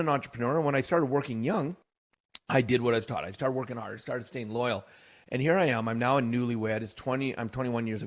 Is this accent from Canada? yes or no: yes; Canada; I am Canadian born and bred.